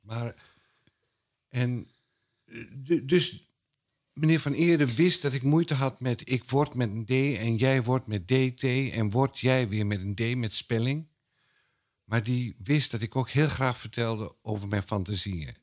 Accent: Twente, Overijssel, Netherlands; ik kom uit Twente

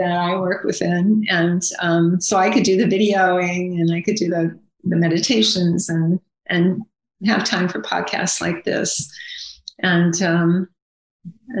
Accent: Akron, Ohio, United States; I grew up in Akron, Ohio, in suburbia.

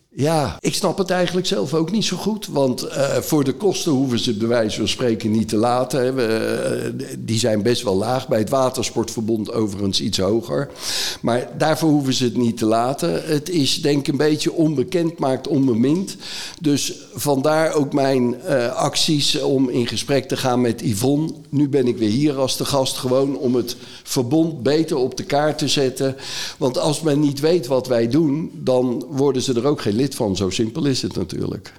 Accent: North Brabant, Netherlands; Ik kom zelf uit Brabant

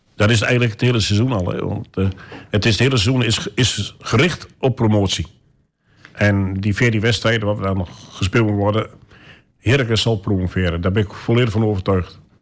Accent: Almelo, Overijssel, Netherlands; Geboren in Almelo

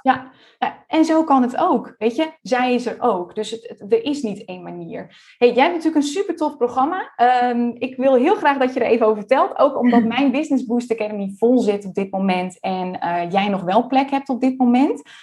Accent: Friesland, Netherlands; now in Almere, Netherlands; We komen beide uit Friesland, digital nomad geweest. Hoewel ik inmiddels echt een burgerlijk bestaan leid in Almere

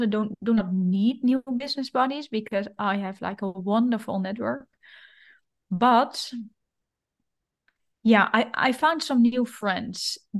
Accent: Netherlands; moved away as an adult; also born or lived in Rome, Italy; now in Bern, Switzerland; I don't know if it's a Dutch thingy or just me in particular

